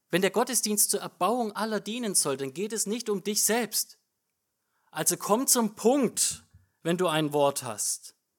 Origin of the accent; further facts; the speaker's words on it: Germany; bei uns als Deutsche